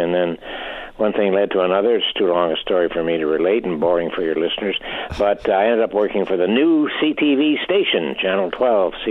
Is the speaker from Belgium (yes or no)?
no; Regina, Saskatchewan, Canada; moved away; also born or lived in Montreal; I grew up with them in Regina